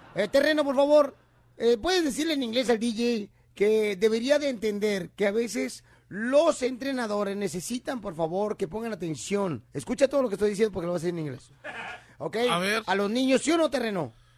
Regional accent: Ocotlán, Jalisco, Mexico; moved away; yo en Ocotlán, Jalisco, cuando nací en Ocotlán, Jalisco en diciembre

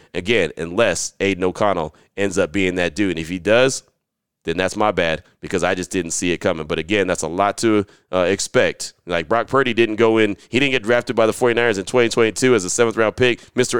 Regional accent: United Kingdom; I know you know I'm from the United Kingdom, but you may not know I served in the British Army.

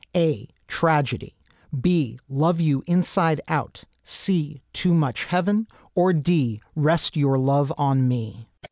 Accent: New York, United States; I grew up in Travolta Central

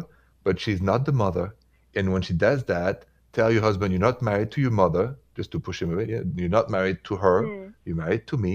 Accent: Paris, Île-de-France, France; accent: French; moved away; that's where the accent is from, and that's where I'm from. Paris, France, Paris

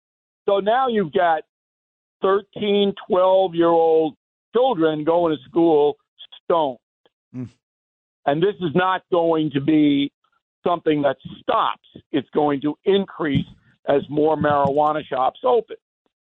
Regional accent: Levittown, United States; So when I was growing up in Levittown, if you were selling hard drugs there, you could get a serious beating.

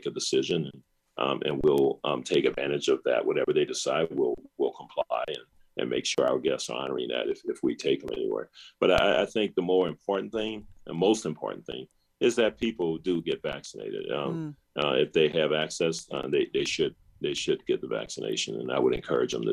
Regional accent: the South, United States; As a Black person who grew up in the segregated South during the civil rights 60s

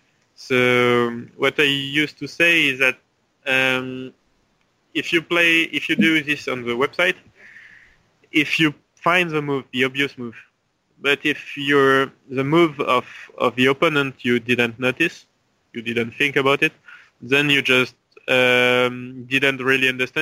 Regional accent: French Polynesia; So I started to play chess in Tahiti when I was 7 with my father.

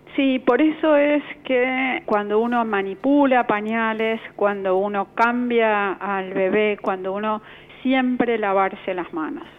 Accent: Argentina; como población argentina

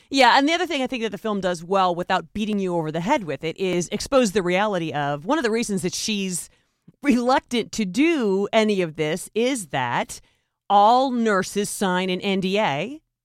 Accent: United States; as American citizens

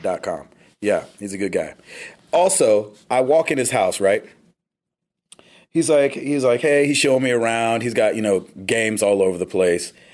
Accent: United States; I'm so American

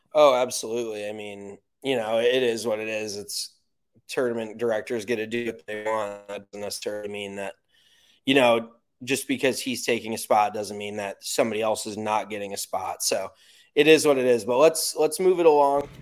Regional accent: United States; I'm American

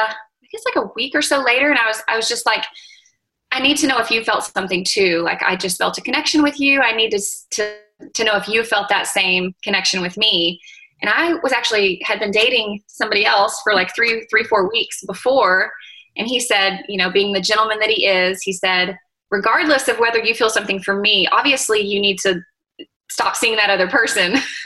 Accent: Fort Worth, Texas, United States; also born or lived in Round Rock; now in Georgetown, United States; I've grown up in Texas my whole life. He's from Dallas. I'm from Fort Worth.

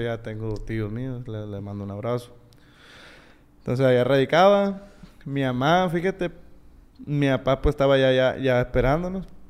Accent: Sinaloa, Mexico; also born or lived in United States (born) / Culiacán, Sinaloa; Fui a la primaria en el rancho. Fui a la secundaria en la Laguna Colorada. a ver, eh. Vine a la, a la prepa

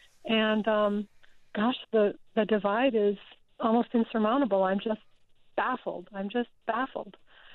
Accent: Casper, Wyoming, United States; moved away as an adult; also born or lived in North Dakota / Minnesota; now in Upper Marlboro, United States; somebody who grew up in Wyoming. I was born in North Dakota, lived a little bit in Minnesota, and moved to Wyoming when I was 10 and left Wyoming when I was just shy of 50 years old.

